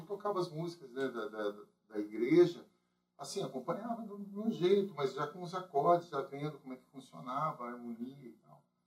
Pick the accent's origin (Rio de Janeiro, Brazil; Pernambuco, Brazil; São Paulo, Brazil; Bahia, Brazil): São Paulo, Brazil; Paulínia; nascido e criado aqui em Paulínia